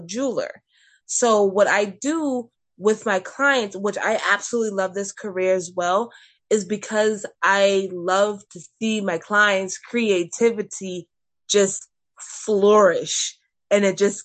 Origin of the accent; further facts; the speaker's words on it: McClellanville, South Carolina, United States; also born or lived in Mount Pleasant, South Carolina / North Charleston, South Carolina / Summerville, South Carolina; I have grown up in McClellanville my entire life